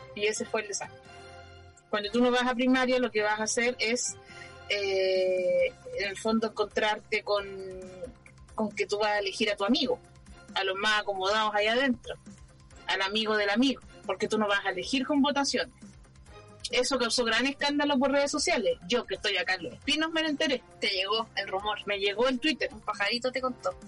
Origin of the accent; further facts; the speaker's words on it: Santiago, Santiago Metropolitan Region, Chile; moved away; Yo soy un estereotipo de Santiaguina